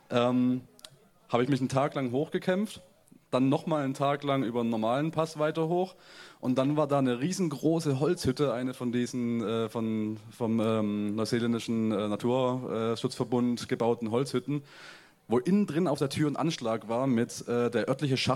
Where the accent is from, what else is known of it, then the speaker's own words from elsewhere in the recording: Germany; ich finde gerade als, äh, als Deutscher ist immer ein, ein ganz nettes Phänomen, so ganz tief in äh, die Kultur von einem anderen Land einzutauchen.